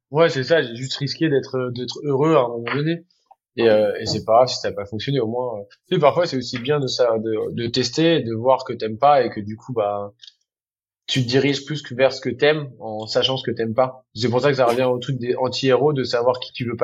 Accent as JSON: {"language": "French", "region": "Normandy", "country": "France", "tie": "born or raised there", "moved": "yes", "lives_now": "Paris, France", "said": "Comme j'ai grandi en Normandie près de la mer"}